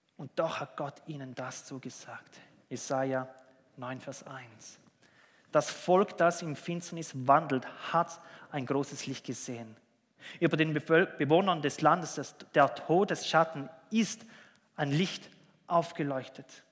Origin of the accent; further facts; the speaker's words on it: Switzerland; bei uns in der Schweiz